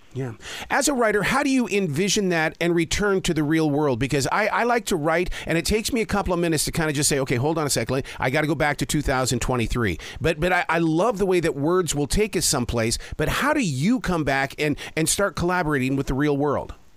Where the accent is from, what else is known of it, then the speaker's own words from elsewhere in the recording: Montana, United States; I grew up in Montana